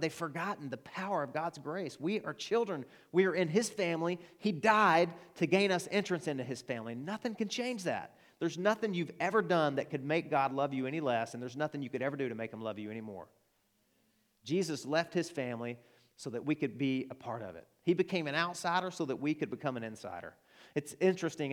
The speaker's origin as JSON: {"language": "English", "region": "Arkansas", "country": "United States", "accent": "Arkansan", "said": "that's my Arkansan accent."}